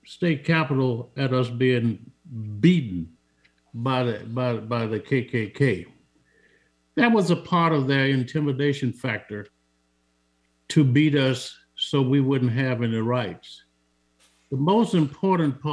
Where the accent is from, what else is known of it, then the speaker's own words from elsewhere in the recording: Montgomery, Alabama, United States; moved away; I was born on April 11th, 1945. That was a Wednesday in Montgomery